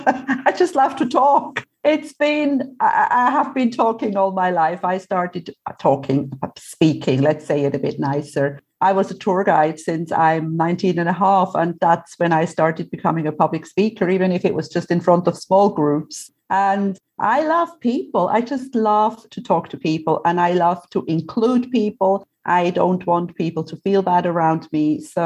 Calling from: Cyprus; I am in Cyprus where it's still about, 40 degrees.

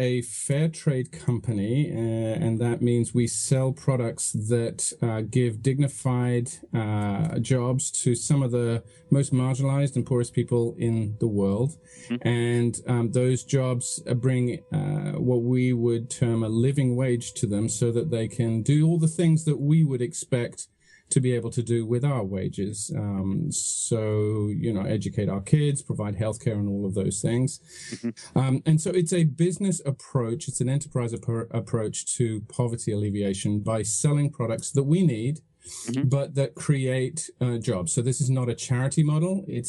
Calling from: Santa Cruz, California, United States; I'm calling from a very beautiful, sunny Santa Cruz in California.

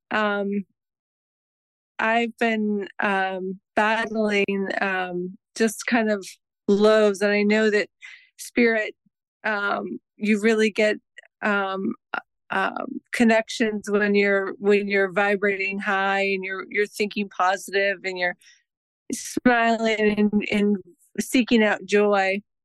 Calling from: Mishawaka, Indiana, United States; I'm calling from Mishawaka, Indiana

